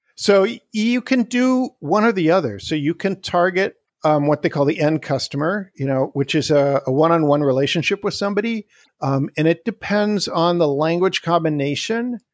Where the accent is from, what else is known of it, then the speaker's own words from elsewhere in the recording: Canada; moved away as an adult; also born or lived in Wisconsin, United States; now in Salt Spring Island, Canada; I was born and raised in Canada